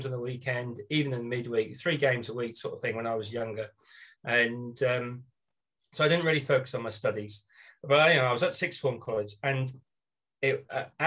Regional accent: Norwich, East of England, United Kingdom; moved away as an adult; also born or lived in United States; I am joining you from Norwich, Norfolk, which is on the east coast of England

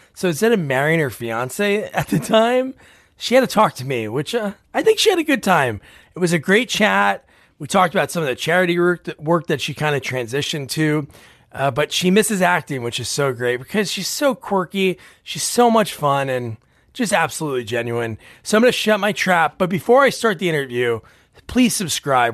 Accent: New Jersey, United States; moved away; I grew up in New Jersey. I live here now

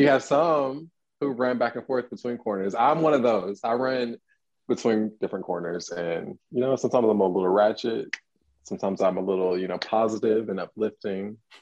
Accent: Atlanta, Georgia, United States; I'm from Atlanta.

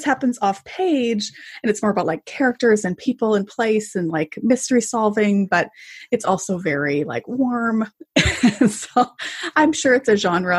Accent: Canada; as a Canadian

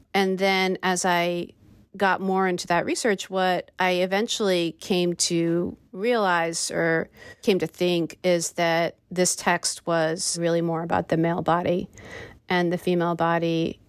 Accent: United States; being an American

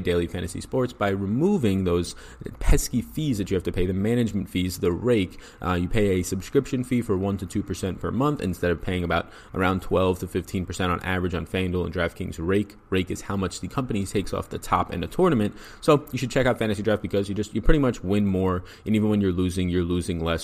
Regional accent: New York, United States; I am an Italian from New York

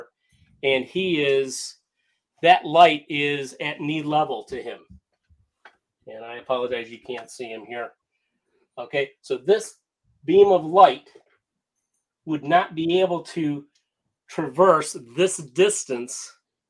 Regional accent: Cleveland, Ohio, United States; I'm from Cleveland, Ohio

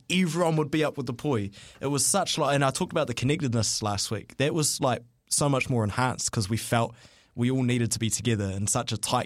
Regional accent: Auckland, New Zealand; growing up in Auckland, being an Auckland boy

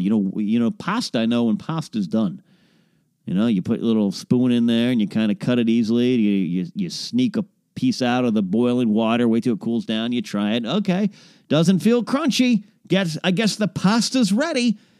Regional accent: Pismo Beach, California, United States; near Pismo Beach, California, my hometown, uh, hometown area

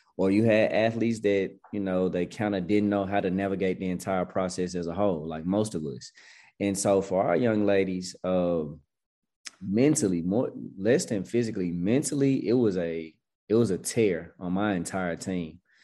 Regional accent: Memphis, Tennessee, United States; now in Atlanta, United States; I'm born and raised in Memphis

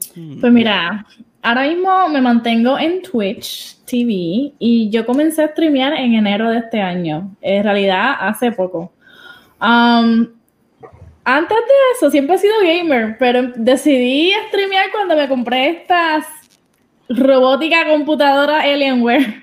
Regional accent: Puerto Rico; now in New Jersey, United States; yo soy de Puerto Rico, 100% boricua, pero ahora mismo eh, me estoy en New Jersey porque trabajo en Nueva York

